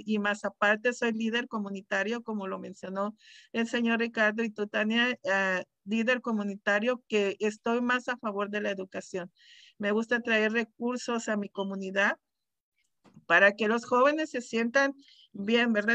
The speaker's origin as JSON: {"language": "Spanish", "town": "Mexicali", "region": "Baja California", "country": "Mexico", "moved": "yes", "lives_now": "Desert Hot Springs, United States", "said": "De Mexicali, soy de Mexicali, Baja California, soy orgullosamente cachanilla"}